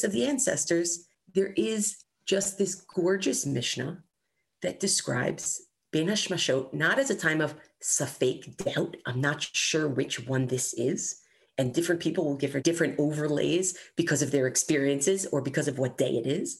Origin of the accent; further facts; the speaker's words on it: United States; I always experienced this as an American kid